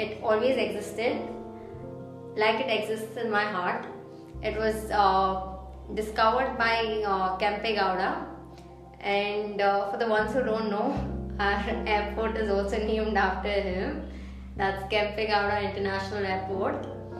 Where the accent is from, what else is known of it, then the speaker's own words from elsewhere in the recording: Bangalore, Karnataka, India; I've nearly lived in Bangalore for 19 years now. I was born and brought up in Bangalore. So even though I'm not locally a Karnatakan, which most of the Bangalorians are, but I still feel like Bangalore is my city.